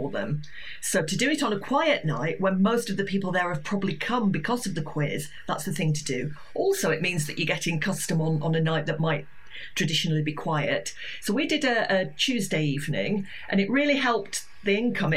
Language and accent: English; Yorkshire Dales, Yorkshire and the Humber, United Kingdom; now in Brighton, United Kingdom; I play in my village. I'm from the Yorkshire Dales, and they have a Ring the Bull in the village pub